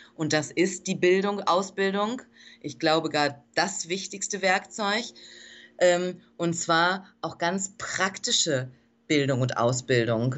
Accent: Germany; moved away as an adult; now in Dominican Republic; ich bin Deutsche, ich bin aus Deutschland entsandt worden von der NPH Kinderhilfe

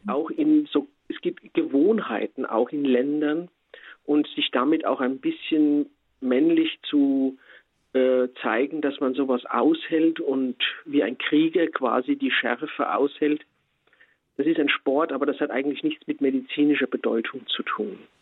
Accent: Spessart, Germany; bei uns im Spessart

